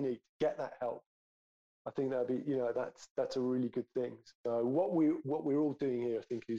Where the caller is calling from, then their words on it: London, United Kingdom; moved away as an adult; So I'm calling in from France because what was it? 5 years ago, my wife, she was my wife at the time, my girlfriend, we're living in London.